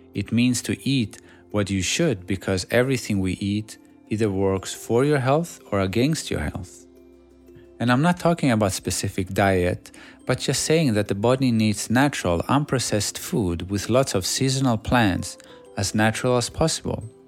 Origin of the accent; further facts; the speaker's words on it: Sweden; English is a second language; moved away as an adult; also born or lived in Greece / Shanghai, China; Growing up in Sweden, all I did was playing basketball